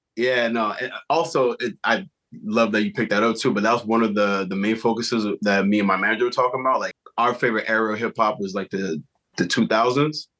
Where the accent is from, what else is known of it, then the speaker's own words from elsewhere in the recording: Montreal, Quebec, Canada; being from Montreal. So one, we're Canadian